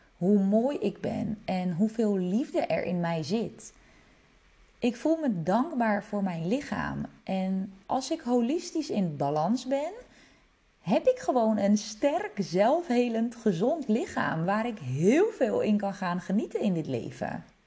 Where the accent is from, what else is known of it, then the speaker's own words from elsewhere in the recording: Netherlands; also born or lived in Czech Republic; Ik ben geboren in Tsjechië en mijn ouders kregen mij toen ze heel jong waren. Ze gingen scheiden toen ik vier was. Kort daarna vertrok mijn moeder samen met mij naar Nederland